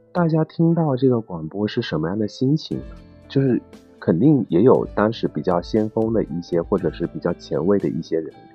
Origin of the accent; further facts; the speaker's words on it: southern China, China; 我是一个南方人